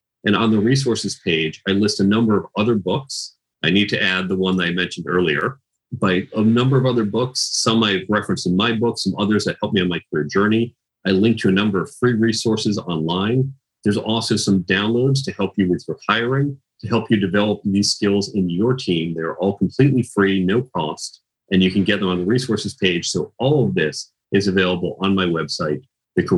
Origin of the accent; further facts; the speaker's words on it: outside Chicago, Illinois, United States; I grew up outside Chicago